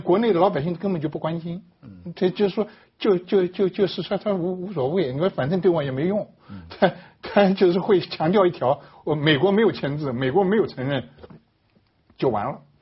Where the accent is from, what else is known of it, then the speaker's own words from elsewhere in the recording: China; 我们中国人